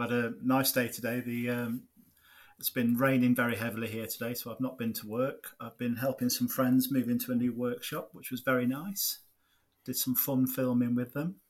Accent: Nottinghamshire, East Midlands, United Kingdom; moved away as an adult; now in Lincolnshire, United Kingdom; born and bred in Nottinghamshire. I now live in Lincolnshire.

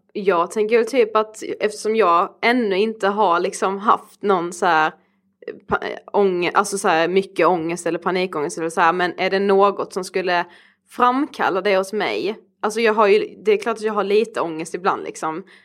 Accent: Karlshamn, Blekinge, Sweden; now in Stockholm, Sweden

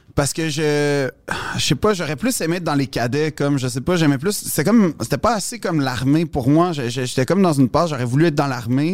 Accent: Montreal, Quebec, Canada; j'ai grandi dans le West Island, fait que j'étais plus proche des Anglos quand j'étais petit

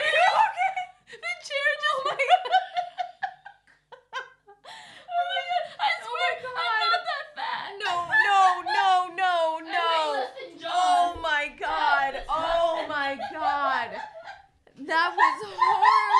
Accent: United States; now in Stockholm, Sweden; I'm American

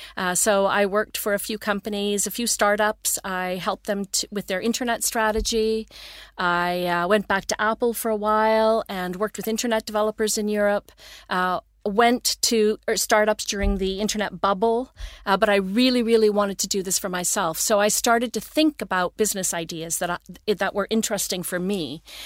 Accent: Toronto, Ontario, Canada; moved away as an adult; now in Sweden; I grew up in Toronto, Ontario, east coast of Canada.

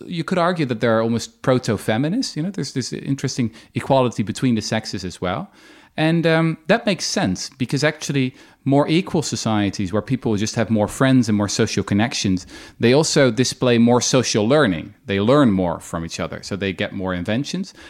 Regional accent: Netherlands; my own country, I'm from the Netherlands

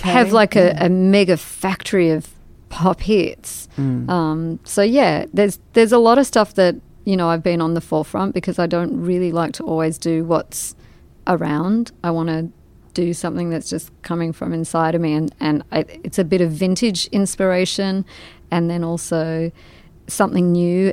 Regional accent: Australia; moved away as an adult; also born or lived in London; I'm from Australia

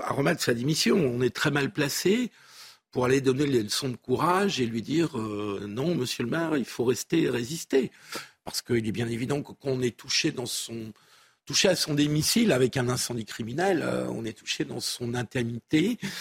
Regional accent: Pays de la Loire, France; je suis originaire de la Loire-Atlantique et euh, dans mon enfance, près de mai 68, euh, j'y allais souvent.

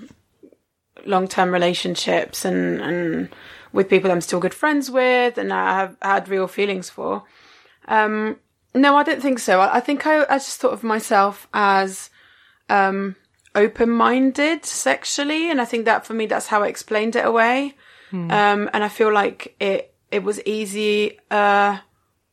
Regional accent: Rome, Lazio, Italy; growing up in Rome in the 90s

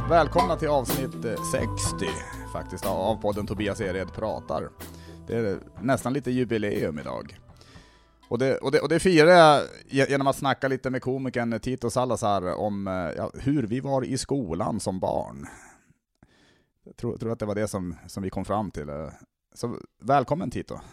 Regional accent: Norrland, Sweden; now in Skåne, Sweden; jag tänker som norrlänning också

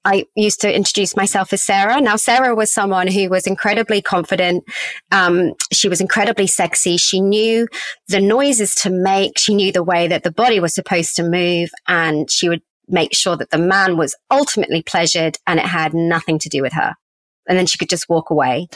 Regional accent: England, United Kingdom; also born or lived in Australia; I was living in England. I was born in England, but as a half Aussie

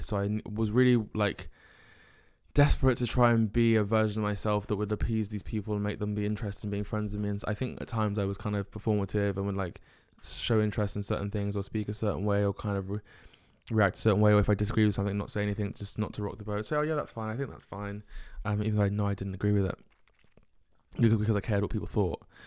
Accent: United Kingdom; being a Nigerian firstborn male in the UK and being black

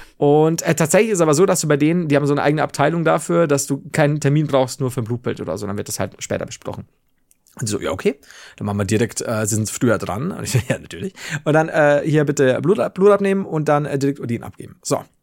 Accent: Germany; also born or lived in Regensburg; bei uns in Deutschland

